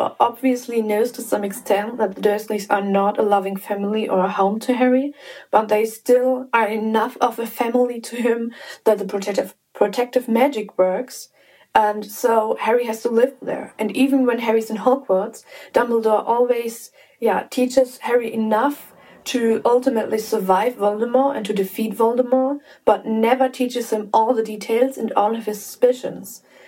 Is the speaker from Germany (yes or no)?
yes; Germany; I'm 21 and I'm from Germany.